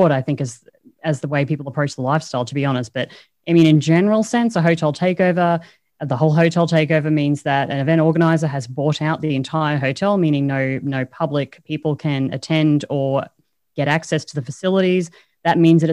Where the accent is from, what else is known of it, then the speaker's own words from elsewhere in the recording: Australia; I speak English poorly, you know, I'm Australian.